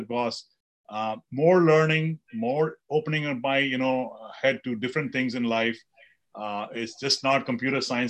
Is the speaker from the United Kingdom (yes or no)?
no; India; I grew up in India